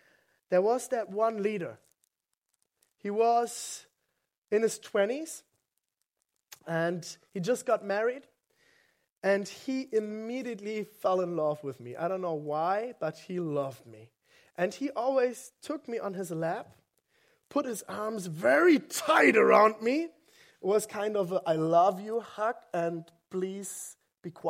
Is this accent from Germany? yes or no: yes; West Germany, Germany; English is a second language; I grew up in West Germany, and I didn't grow up Christian.